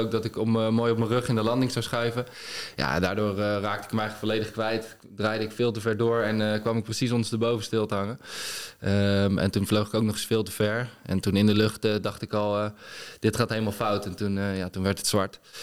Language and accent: Dutch; Netherlands; als Nederlander